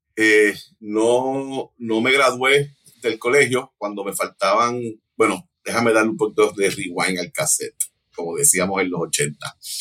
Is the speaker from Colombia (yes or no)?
no; Hatillo, Puerto Rico; accent: Hatillo sing-song (cantadito); also born or lived in Cataño, Puerto Rico; empecé a vivir en Atillo a los nueve años